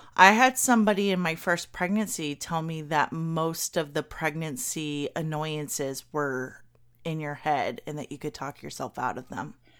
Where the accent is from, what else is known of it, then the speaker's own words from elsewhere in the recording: Kentucky, United States; I'm from Kentucky. I grew up in Kentucky.